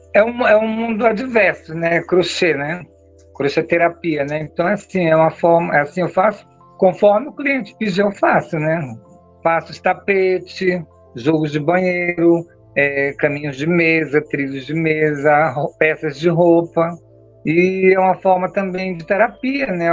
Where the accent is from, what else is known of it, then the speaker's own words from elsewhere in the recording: Altamira, Pará, Brazil; now in São Paulo, Brazil; eu sou natural de Altamira, Pará, né, uma cidade pacata do interior do Pará